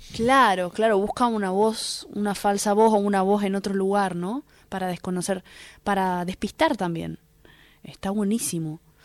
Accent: Argentina; nos une como, como, argentinos y argentinas

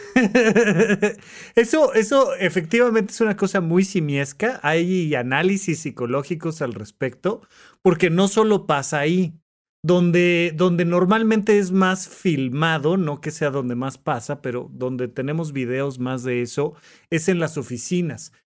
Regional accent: Mexico; como mexicanos

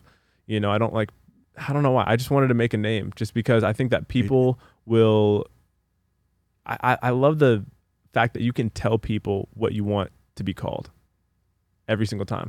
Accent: Los Angeles, California, United States; also born or lived in Palos Verdes; I'm from LA.

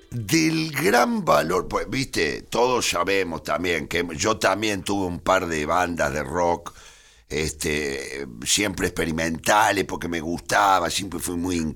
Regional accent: Argentina; Sí, soy muy argentino.

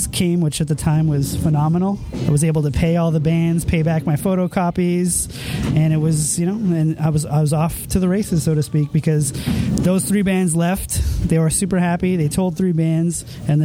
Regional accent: Montreal, Quebec, Canada; I was from Montreal and I'm heading home

